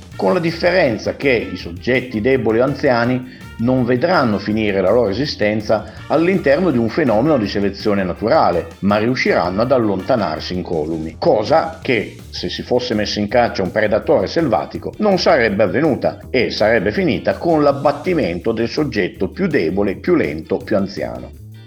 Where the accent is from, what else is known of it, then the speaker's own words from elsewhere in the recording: Piedmont, Italy; lo dico da piemontese